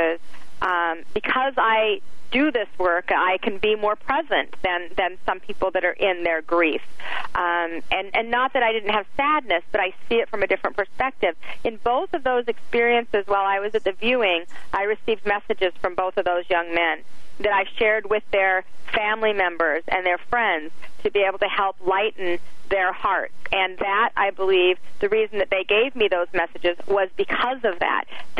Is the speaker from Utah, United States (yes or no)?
yes; Salt Lake City, Utah, United States; I grew up in Salt Lake City, Utah in the 70s